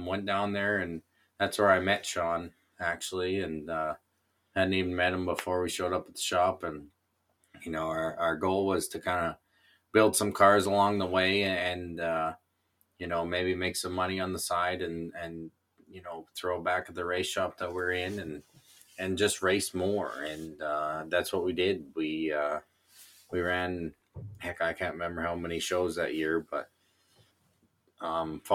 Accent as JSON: {"language": "English", "country": "Canada", "said": "I'm Canadian."}